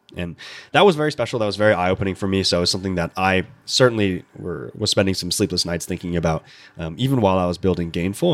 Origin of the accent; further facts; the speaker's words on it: Central Coast of California, United States; I grew up in California